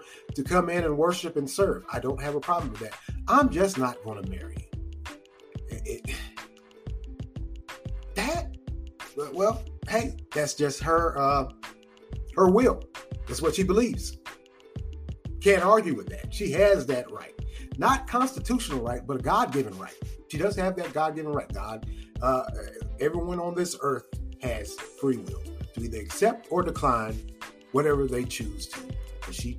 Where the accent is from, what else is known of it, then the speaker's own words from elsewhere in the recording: North Carolina, United States; I'm from North Carolina.